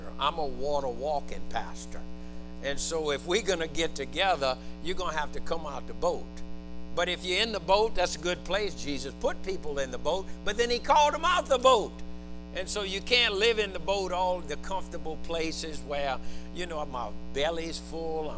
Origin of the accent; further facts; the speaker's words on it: United States; we're still fragmented as Americans, as American Christians